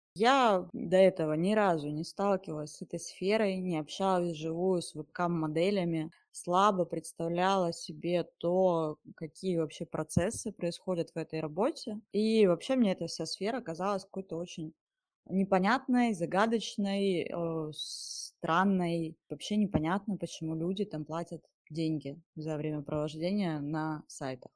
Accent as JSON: {"language": "Russian", "town": "Mezhdurechensk", "region": "Kemerovo Oblast", "country": "Russia", "tie": "born or raised there", "moved": "as an adult", "said": "Я из Сибири, и я родилась в небольшом городочке провинциальном. Он называется Междуреченск. До 17 лет я оттуда не выезжала"}